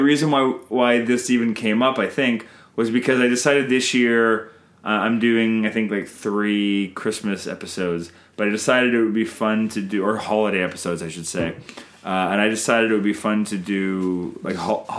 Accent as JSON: {"language": "English", "country": "Canada"}